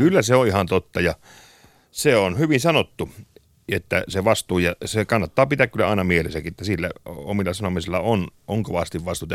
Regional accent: Kemi, Lapland, Finland; mä oon Kemistä, mm. jostain pienestä Kemistä tuolta pohjoisesta

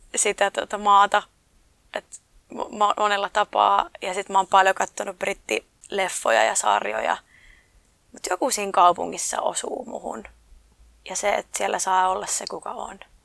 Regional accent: Oulu, North Ostrobothnia, Finland; moved away; also born or lived in London; omassa kotikaupungissa

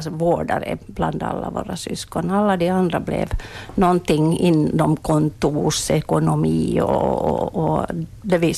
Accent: Munsala, Ostrobothnia, Finland; Jag är född i Månsal.

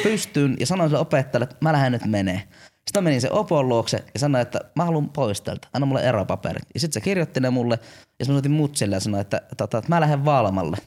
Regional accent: Jyväskylä, Central Finland, Finland; mä oon tämmönen jyväskyläläinen

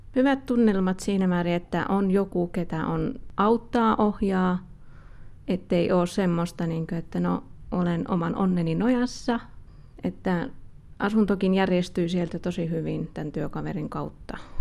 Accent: Helsinki, Uusimaa, Finland; now in Kajaani, Finland; mä oon alun perin Helsingistä kotoisin ja mä muutin sitten myöhemmin Kajaaniin

